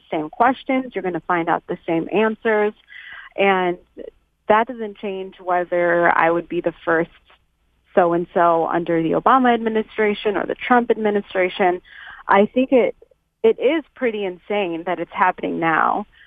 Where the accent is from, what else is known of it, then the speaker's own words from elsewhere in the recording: United States; as a post 9/11 era child, as an American Muslim child to be specific